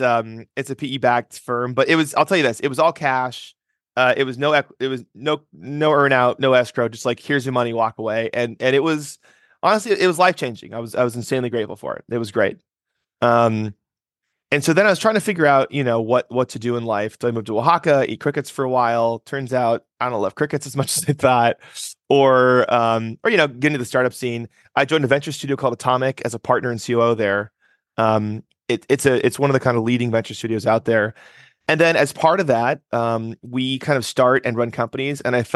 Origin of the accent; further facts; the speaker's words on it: Nebraska, United States; I'm from Nebraska, which is a small state in the center of the country that no one's typically been to. I grew up overseas for a big part of my life.